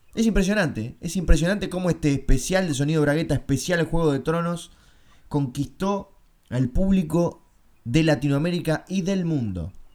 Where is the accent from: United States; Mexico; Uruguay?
Uruguay; soy uruguayo